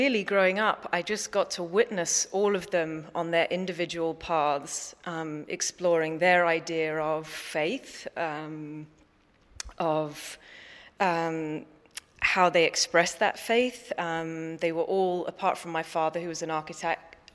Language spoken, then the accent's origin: English; London, United Kingdom; moved away; also born or lived in New York; I grew up in London in England, abandoning London and, you know, leaping on an airplane at a young age and right time going off to New York